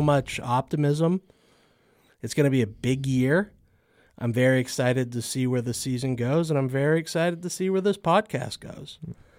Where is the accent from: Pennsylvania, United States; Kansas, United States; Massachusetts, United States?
Massachusetts, United States; I grew up in Massachusetts